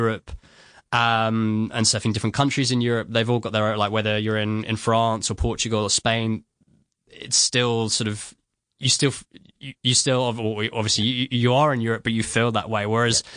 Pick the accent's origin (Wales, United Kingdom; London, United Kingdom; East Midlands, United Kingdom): London, United Kingdom; now in Sydney, Australia; I'm originally from London